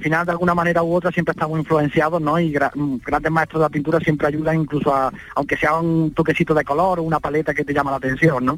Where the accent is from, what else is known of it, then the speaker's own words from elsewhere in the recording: Baena, Andalusia, Spain; he decidido quedarme en mi pueblo, en Baena